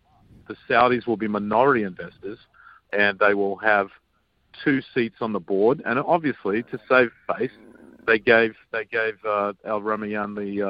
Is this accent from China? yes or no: no; Australia; I grew up with in Australia